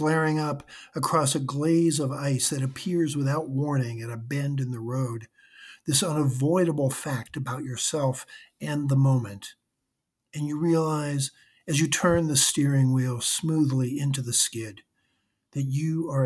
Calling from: South Burlington, Vermont, United States; I'm calling from South Burlington, Vermont

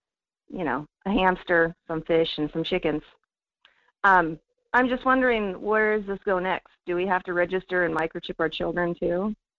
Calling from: Fairbanks, Alaska, United States; … in Fairbanks.

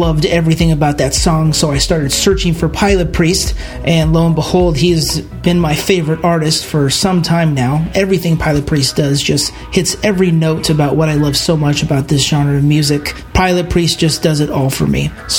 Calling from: Los Angeles, California, United States; I'm from Los Angeles, and I'm just calling

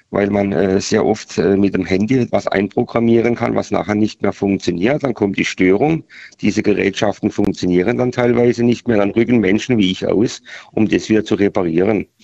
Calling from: Baden-Württemberg, Germany; Ich komme hier aus Südbaden und verfolge gerade eure Sendung

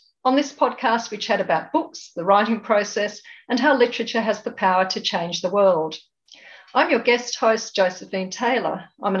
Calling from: Perth, Western Australia, Australia; I'm speaking from Whadjuk Noongar Boodja, next to the Wadan in Perth.

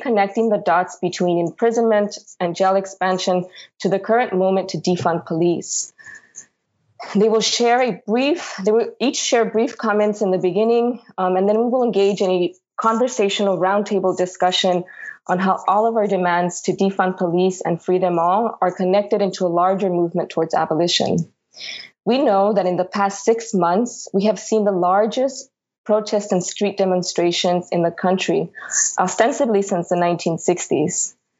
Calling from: New York City, New York, United States; I am calling from Lenape Hoking territory, otherwise known as New York City.

